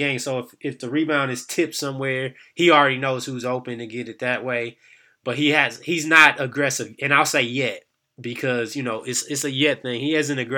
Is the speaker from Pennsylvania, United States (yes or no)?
no; Michigan, United States; I'm from Michigan